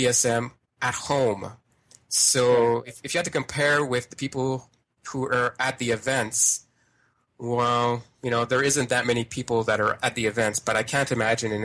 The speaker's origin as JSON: {"language": "English", "region": "Ontario", "country": "Canada", "moved": "yes", "lives_now": "Quebec City, Canada", "said": "I'm originally from Ontario"}